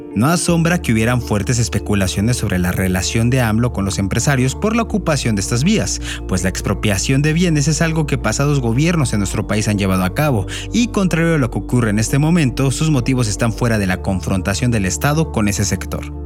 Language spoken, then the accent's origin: Spanish; Mexico